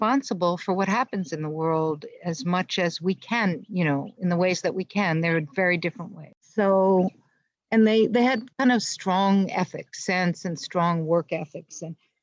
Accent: United States; I've been active as an American Jew and as a poet

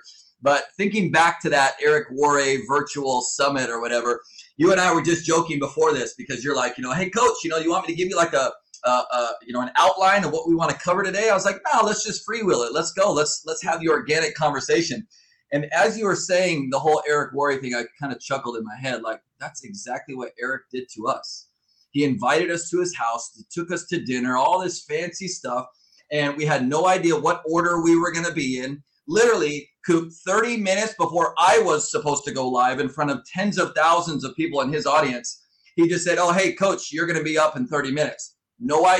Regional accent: Southern California, United States; moved away as an adult; now in Fort Wayne, United States; I was born and raised in Southern California

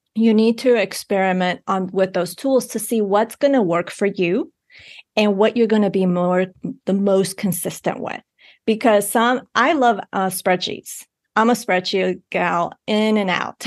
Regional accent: Bogotá, Colombia; I was born in Bogotá, Colombia

